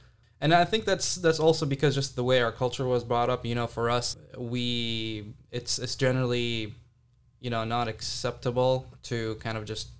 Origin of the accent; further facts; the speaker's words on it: Jeddah, Makkah Province, Saudi Arabia; Yeah, so I grew up in Jeddah, Saudi Arabia. It's a small town, pretty booming right now.